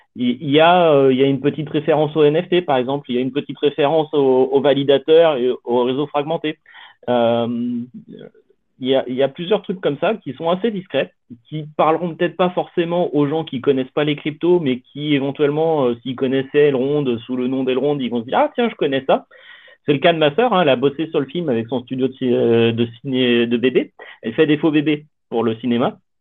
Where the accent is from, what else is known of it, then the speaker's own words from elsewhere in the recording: France; je suis français